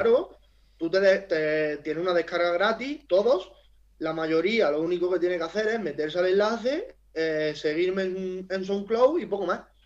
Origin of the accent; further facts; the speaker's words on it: Huércal-Overa, Andalusia, Spain; also born or lived in Seville; yo soy de Huerca Lovera